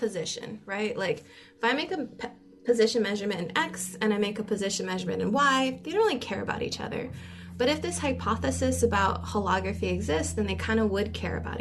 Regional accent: Hawaii, United States; moved away; I'm from Hawaii

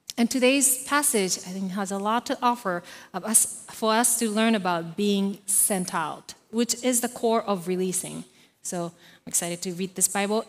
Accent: Japan; moved away as an adult; I was born and raised in Japan

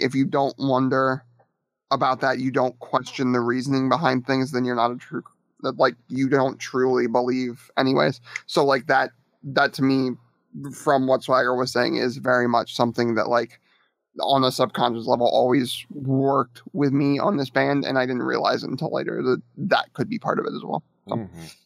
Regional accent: Akron, Ohio, United States; when I was growing up in the Akron Kent area in the metal scene

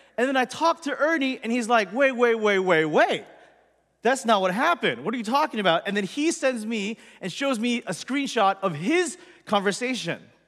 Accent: Los Angeles, California, United States; born or raised there

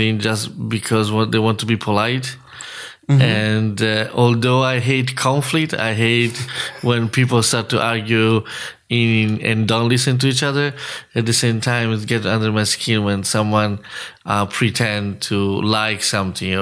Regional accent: Lido di Camaiore, Tuscany, Italy; English is a second language; moved away as an adult; now in United States; I grew up in Tuscany, in Italy, right on the coast, near Florence. Florence is inland, and the city where I grew up is called Lido di Camaiore.

